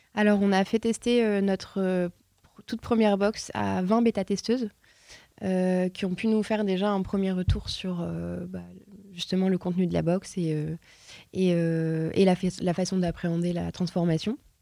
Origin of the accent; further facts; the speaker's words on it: Lille, Hauts-de-France, France; je suis lilloise